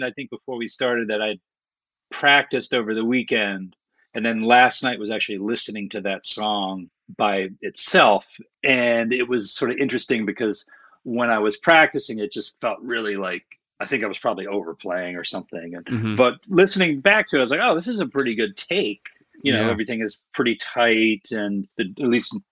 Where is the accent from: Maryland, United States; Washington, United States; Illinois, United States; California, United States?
Maryland, United States; Baltimore; I grew up in Baltimore